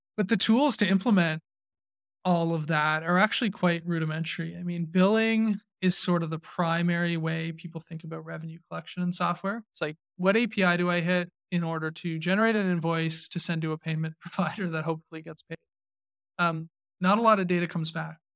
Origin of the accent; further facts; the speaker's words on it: Canada; I still identify pretty strongly as a Canadian, Canadian entrepreneur.